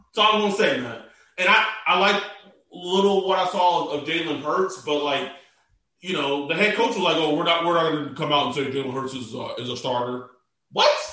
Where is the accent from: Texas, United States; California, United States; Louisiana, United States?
Texas, United States; I was born in Texas.